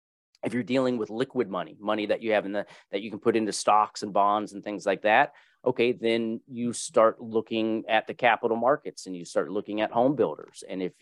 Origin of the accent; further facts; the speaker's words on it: Louisville, Kentucky, United States; born there; My brother was born in Pennsylvania. I was born in Louisville, Kentucky.